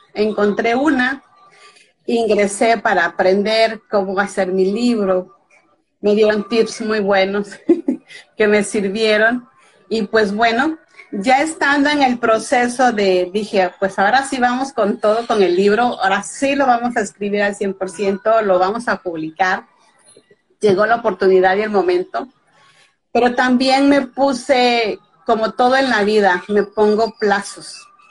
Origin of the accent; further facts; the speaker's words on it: Veracruz, Mexico; soy veracruzana de nacimiento, o sea, del estado de Veracruz en México, eh, casi es pura costa. Y aquí en este estado nací y en este estado actualmente radico.